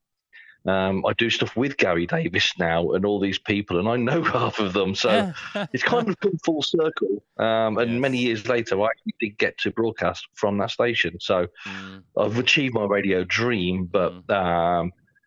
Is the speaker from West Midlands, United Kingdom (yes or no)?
yes; Coventry, West Midlands, United Kingdom; now in Czech Republic; I'm from Coventry originally, though I live in the Czech Republic now.